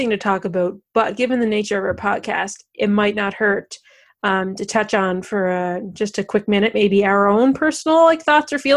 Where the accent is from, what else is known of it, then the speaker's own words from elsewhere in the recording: Canada; in just kind of being Canadian uh, in very subtle ways. Um, I know for myself, uh, you know, … songs were always kind of just present when you're growing up.